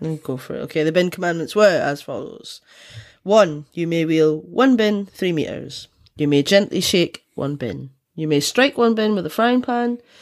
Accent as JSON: {"language": "English", "region": "Scotland", "country": "United Kingdom", "said": "I'm from Scotland"}